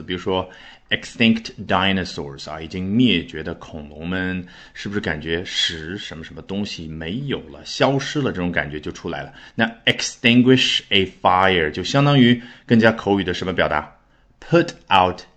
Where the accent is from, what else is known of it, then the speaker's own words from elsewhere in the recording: China; 我们中国人的翻译